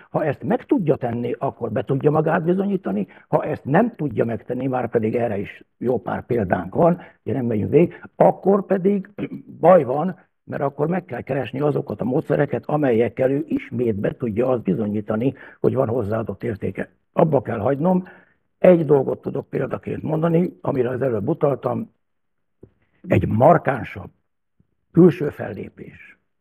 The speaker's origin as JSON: {"language": "Hungarian", "country": "Hungary"}